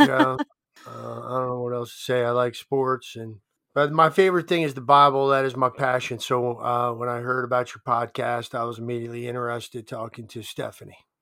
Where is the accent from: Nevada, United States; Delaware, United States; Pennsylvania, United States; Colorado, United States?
Delaware, United States; moved away as an adult; also born or lived in Steubenville, Ohio; now in Laurel, United States; grew up in Delaware